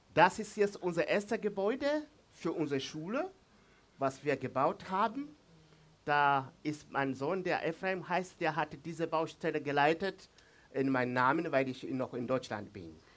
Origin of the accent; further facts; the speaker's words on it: Mbeya, Tanzania; first language Swahili; German is a second language; Ich komme von Mbeya, aus Mbeya, diese Region. in der Nähe von Sambia und Malawi. Das ist mein Zuhause.